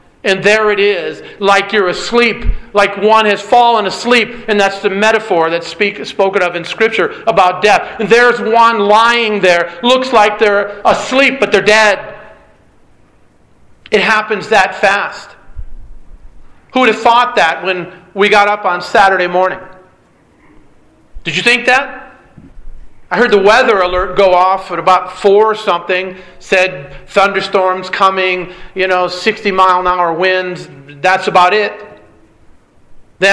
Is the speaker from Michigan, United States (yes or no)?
yes; Michigan, United States; Growing up in Michigan